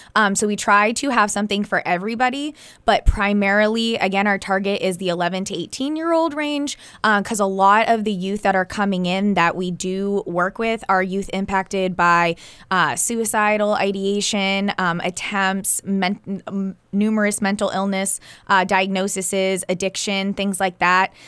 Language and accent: English; New Hampshire, United States; also born or lived in Cape Cod, Massachusetts; growing up in New Hampshire